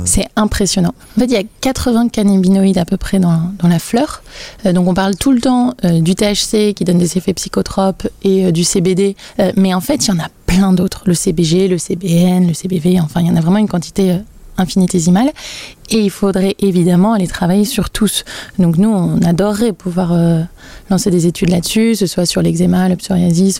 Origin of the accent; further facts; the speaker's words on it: Brittany, France; j'ai grandi en Bretagne